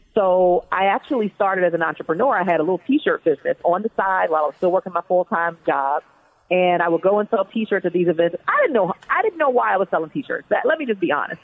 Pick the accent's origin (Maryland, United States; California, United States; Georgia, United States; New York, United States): Maryland, United States; Baltimore; So I was born and raised in Baltimore, Maryland, and actually raised in an inner city housing project in Baltimore, Maryland